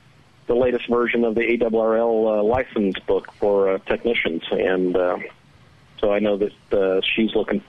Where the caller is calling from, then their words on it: Danville, Indiana, United States; I'm calling from Danville, Indiana.